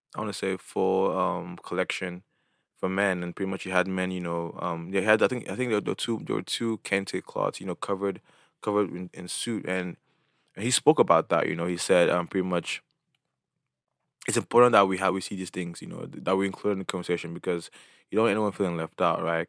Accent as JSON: {"language": "English", "region": "Imo", "country": "Nigeria", "said": "my background, I'm from Imo State."}